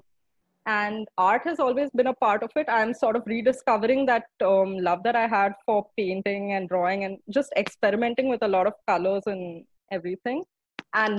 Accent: Bangalore, Karnataka, India; moved away as an adult; now in New Delhi, India; I was born in Bangalore, grew up in Bangalore, lived in Bangalore for 24 years of my life.

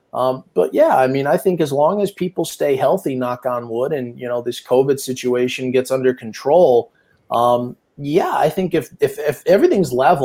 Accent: Connecticut, United States; now in Tampa, United States; I'm from Connecticut.

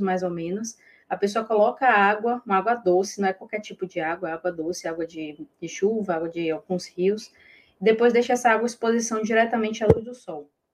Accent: Bahia, Brazil; eu sou baiana

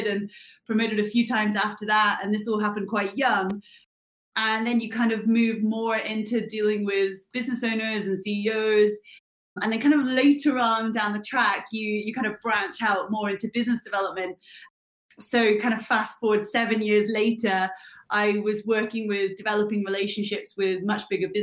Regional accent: Bristol, South West England, United Kingdom; moved away as an adult; also born or lived in Gold Coast, Australia; I am from Bristol in the UK. I've spent the last 7 years on the Gold Coast of Australia

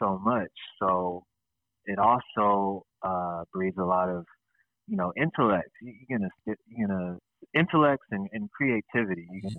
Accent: Seattle, Washington, United States; So I come from the West Coast

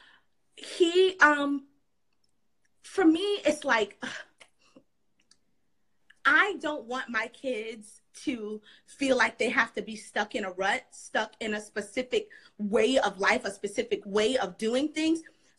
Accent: South Florida, United States; also born or lived in New York; now in Charlotte, United States; I live in North Carolina. I live in Charlotte. I'm from South Florida. And then I lived in New York

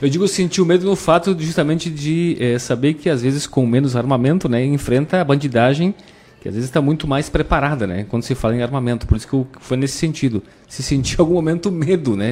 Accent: Rio Grande do Sul, Brazil; nós temos também esse privilégio, como gaúchos

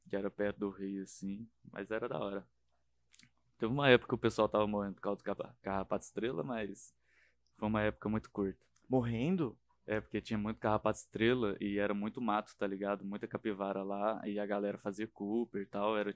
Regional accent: interior of Minas Gerais, Brazil; moved away; eu não era da capital, eu era mais do interior, né?

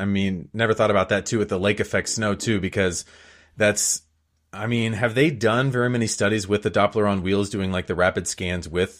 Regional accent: Western Ohio, United States; And where I grew up in Western Ohio, even farther west than that, we've had several tornadoes that their paths almost line up.

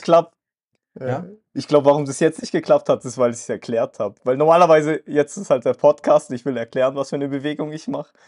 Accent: Germany; also born or lived in Kazakhstan; ich bin ja auch aus Kasachstan gekommen. Aber ich war ja sehr klein, ich kann mich ja daran gar nicht erinnern, wie wir da gelebt haben, sondern für mich ist Deutschland meine Heimat, ich bin da groß geworden

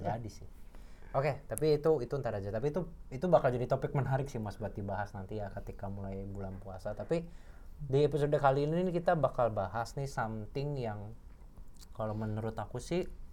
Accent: Cirebon, West Java, Indonesia; now in Jakarta, Indonesia; kampung halamanku tuh di Cirebon

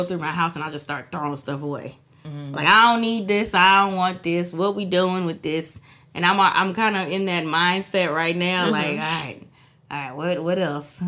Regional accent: Trinidad & Tobago; I'm from Trinidad

